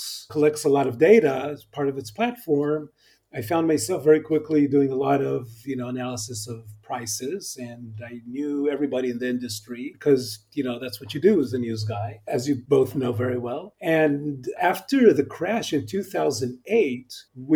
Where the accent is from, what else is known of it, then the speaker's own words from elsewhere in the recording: Israel; accent: American; also born or lived in Los Angeles, California, United States; So I was born in L.A. I'm a native Californian. And then when I was about 7 years old, the family moved back to Israel